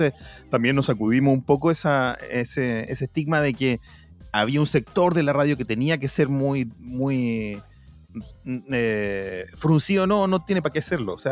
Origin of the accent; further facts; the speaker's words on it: Chile; yo siento como pueblo chileno